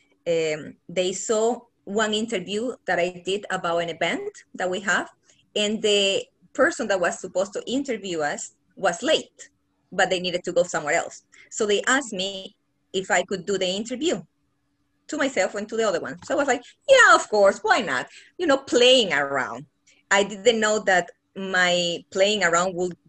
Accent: Bolivia; moved away as an adult; now in Los Angeles, United States; I'm from Bolivia. Well, I was 17 when I came here

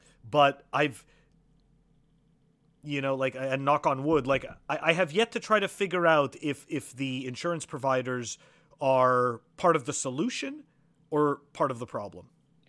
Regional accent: Canada; So look, I come from Canada, so I know what it's like to have socialized medicine. I moved here.

